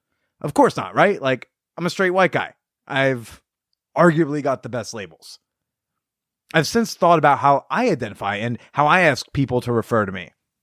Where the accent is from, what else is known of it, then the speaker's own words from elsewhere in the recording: the Bible Belt, United States; Now, as I just mentioned, I am from the Bible Belt. Sex before marriage is still deemed a hellbound sin here.